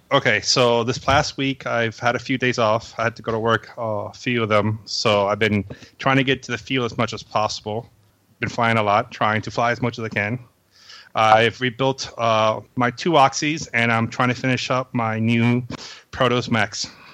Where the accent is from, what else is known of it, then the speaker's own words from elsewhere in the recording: Venezuela; now in Florida, United States; I was born in Venezuela